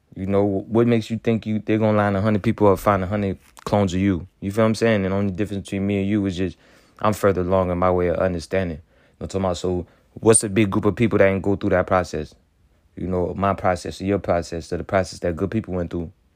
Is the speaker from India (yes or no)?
no; Haiti; now in United States; I'm coming straight from Haiti